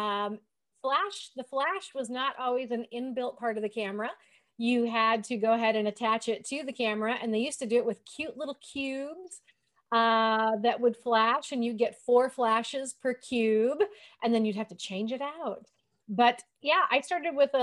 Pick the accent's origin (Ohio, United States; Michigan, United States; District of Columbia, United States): Michigan, United States; now in Kansas, United States; when I was a kid growing up in Michigan